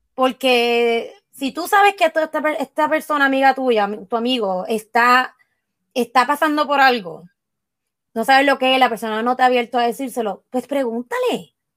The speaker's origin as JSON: {"language": "Spanish", "country": "Puerto Rico", "moved": "yes", "said": "como puertorriqueño y como latino"}